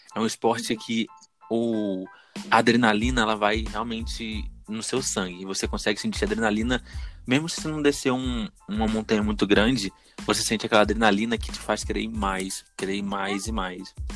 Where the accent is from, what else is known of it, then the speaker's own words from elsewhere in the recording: Brazil; eu sou do Brasil